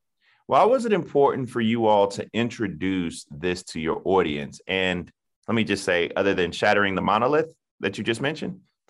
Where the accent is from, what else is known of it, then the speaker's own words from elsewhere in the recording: Southern United States, United States; Being a Southerner, I appreciate your work.